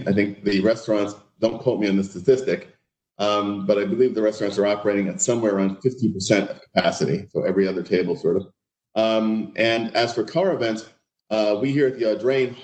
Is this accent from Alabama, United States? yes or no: no; New York City, New York, United States; moved away as an adult; also born or lived in Connecticut / Eastern Pennsylvania / Rancho Mirage, California; now in Newport, United States; I was born in New York City, grew up in New York City, lived my entire life there